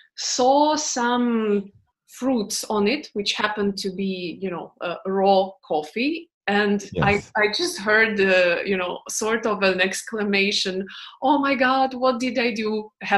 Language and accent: English; Houston, Texas, United States; growing up in Houston, being a kid of Filipino immigrants. I will tell you one thing, what I personally use a lot from Houston